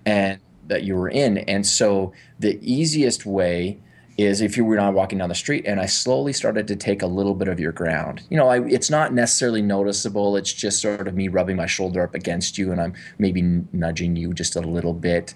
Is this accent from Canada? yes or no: yes; Canada; I'm from Canada